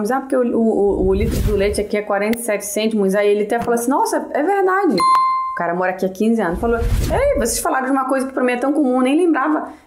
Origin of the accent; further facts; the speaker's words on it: Belém, Pará, Brazil; now in Portugal; Eu vim de Belém do Pará, um clima ali agradabilíssimo, 35 graus